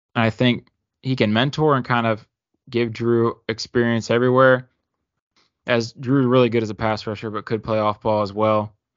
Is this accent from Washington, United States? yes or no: no; Maryland, United States; Growing up in Maryland